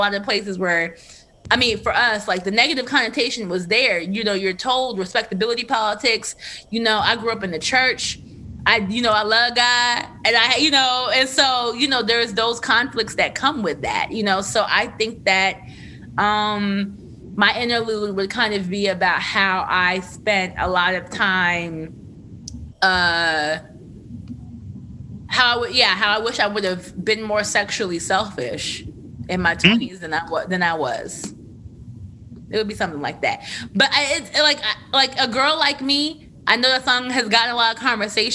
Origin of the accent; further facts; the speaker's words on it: Trenton, New Jersey, United States; I'm from Trenton, which is right outside of Philadelphia